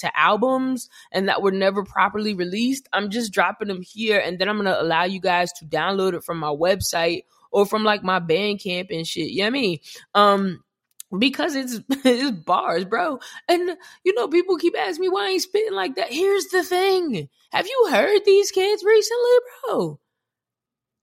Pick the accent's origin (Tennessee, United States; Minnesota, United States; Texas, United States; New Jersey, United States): New Jersey, United States; I'm from Jersey